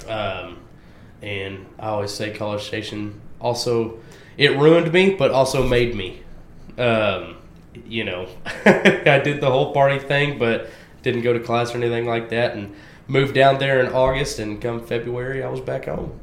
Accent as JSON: {"language": "English", "town": "Waxahachie", "region": "Texas", "country": "United States", "tie": "born or raised there", "said": "I'm born and raised in Waxahachie, Texas"}